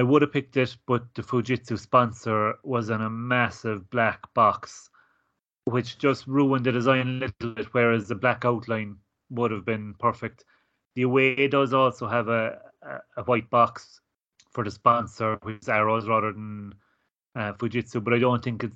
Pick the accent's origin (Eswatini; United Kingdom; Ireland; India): Ireland; growing up in Ireland watching Gaelic football and hurling